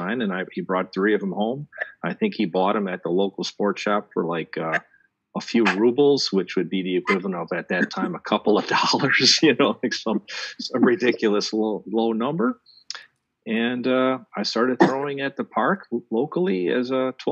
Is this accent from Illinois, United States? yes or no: yes; outside of Chicago, Illinois, United States; I grew up outside of Chicago